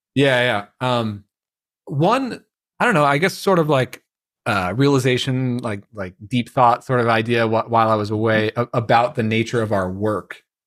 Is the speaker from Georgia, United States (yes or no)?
no; Long Island, New York, United States; growing up in Long Island